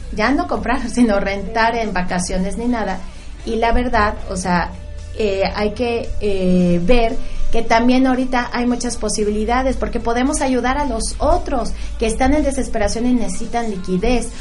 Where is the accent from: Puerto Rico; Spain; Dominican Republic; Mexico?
Mexico; yo, yo soy de México